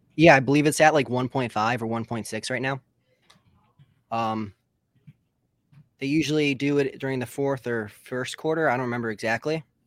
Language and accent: English; West Bloomfield, Michigan, United States; I'm from West Bloomfield, Michigan, which is about forty-five minutes outside of Detroit.